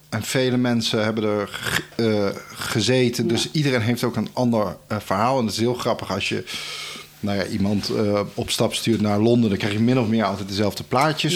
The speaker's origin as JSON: {"language": "Dutch", "country": "Netherlands", "also_born_or_lived": "Naples, Italy", "said": "als uh, Nederlander"}